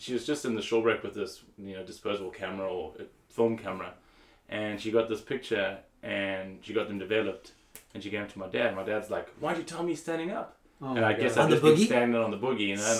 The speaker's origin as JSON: {"language": "English", "town": "Cape Town", "region": "Western Cape", "country": "South Africa", "tie": "born or raised there", "moved": "as an adult", "said": "But I grew up in Cape Town."}